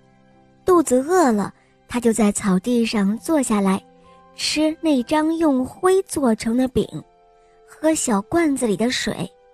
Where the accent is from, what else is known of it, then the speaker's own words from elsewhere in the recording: Xi'an, Shaanxi, China; 我五岁了，我来自西安